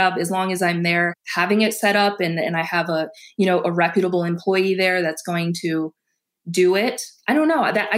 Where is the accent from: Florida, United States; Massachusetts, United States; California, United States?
Massachusetts, United States; now in Ohio, United States; I'm not from Ohio originally. I'm from Massachusetts